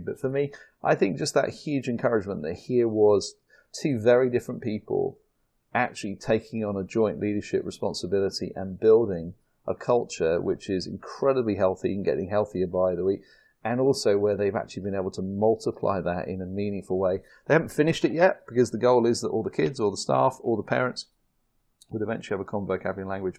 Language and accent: English; United Kingdom; accent: British; the Americans love my British accent